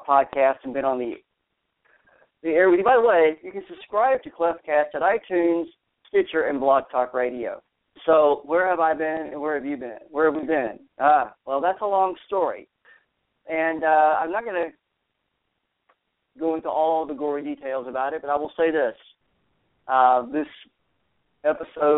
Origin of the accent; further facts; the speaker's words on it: Texas, United States; moved away as an adult; also born or lived in Arizona; I've relocated back to my home state, if you will. Well, it's my home state of Texas, and nestled in the Texas Hill Country